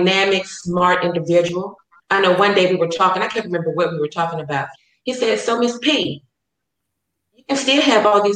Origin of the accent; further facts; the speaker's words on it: Chattanooga, Tennessee, United States; moved away as an adult; also born or lived in Atlanta, Georgia; now in Kansas, United States; I'm from Chattanooga, Tennessee, so I was raised with diversity